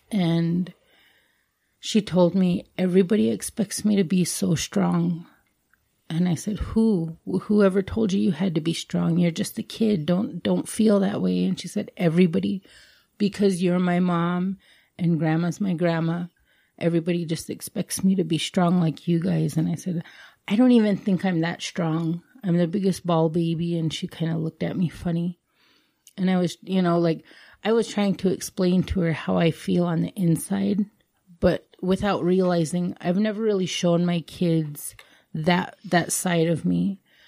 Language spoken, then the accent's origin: English; India; as Indian women, we're always taught you have to be strong.